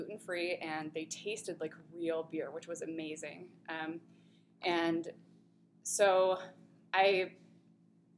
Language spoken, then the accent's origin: English; Grand Rapids, Michigan, United States; moved away as an adult; also born or lived in Oregon; I am from Grand Rapids